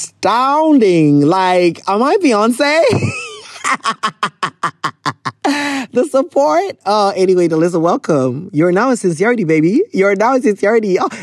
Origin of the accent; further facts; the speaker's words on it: Ghana; I'm a Ghanaian